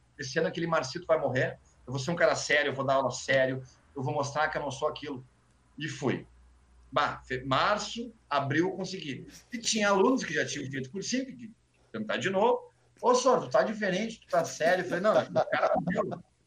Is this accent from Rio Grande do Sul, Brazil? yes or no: yes; Porto Alegre, Rio Grande do Sul, Brazil; eu sou da Vila, eu moro no Sarandi ainda